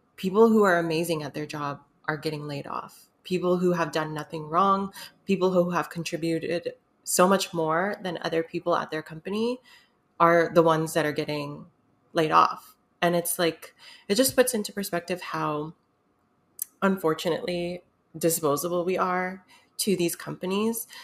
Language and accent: English; United States; I'm half Filipino, but I'm American.